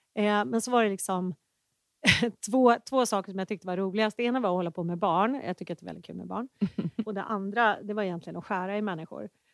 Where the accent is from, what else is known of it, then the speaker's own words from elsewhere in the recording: Enebyberg, Stockholm County, Sweden; also born or lived in Danderyd / Gällivare; now in Täby, Sweden; uppväxt i Enebyberg